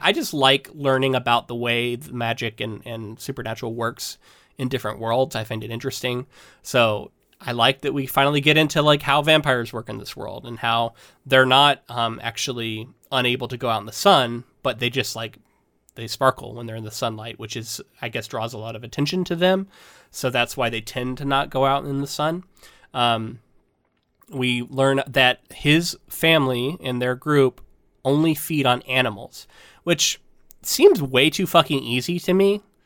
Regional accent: Florida, United States; we're both from Florida, so I didn't see s, I didn't see snow until I was probably Bella's age

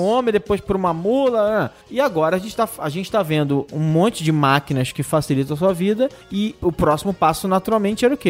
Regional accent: Campos dos Goytacazes, Rio de Janeiro, Brazil; de Campo dos Goitacazes, Rio de Janeiro, minha terra.

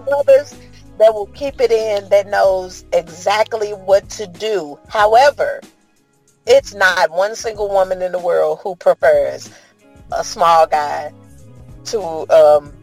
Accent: St. Louis, Missouri, United States; Growing up in St. Louis as a woman

